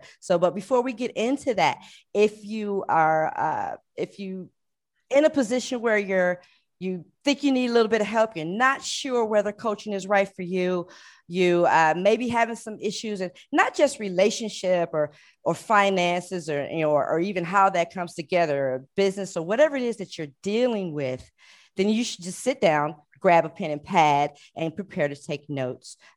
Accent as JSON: {"language": "English", "town": "Cleveland", "region": "Ohio", "country": "United States", "moved": "yes", "lives_now": "Hawaii, United States", "said": "I'm from Cleveland."}